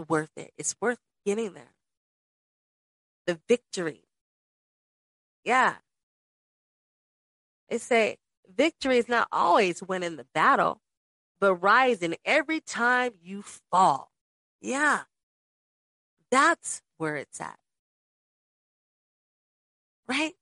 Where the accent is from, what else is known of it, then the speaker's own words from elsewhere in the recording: Las Vegas, Nevada, United States; I grew up in Las Vegas with both of my parents